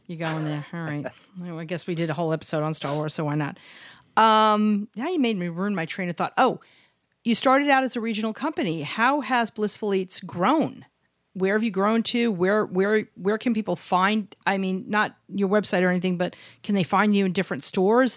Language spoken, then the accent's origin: English; New York City, New York, United States; Barry and I grew up in New York City.